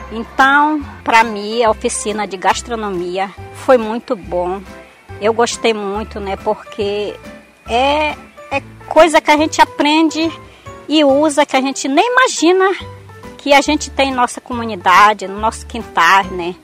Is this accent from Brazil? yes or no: yes; Nova Vista do Tapajós, Pará, Brazil; nasci em Nova Vista e exerço o cargo de servente na escola aqui da nossa comunidade